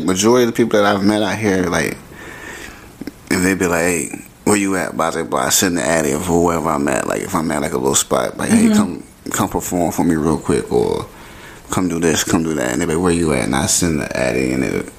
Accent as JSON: {"language": "English", "region": "Virginia", "country": "United States", "said": "I'm from Virginia, by the way, that's why I keep saying y'all."}